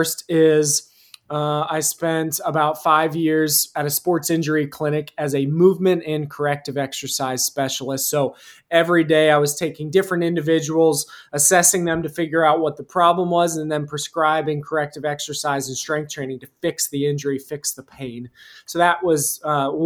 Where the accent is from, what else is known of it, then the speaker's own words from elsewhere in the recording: rural central Pennsylvania, United States; I'm from Pennsylvania, more specifically rural central Pennsylvania.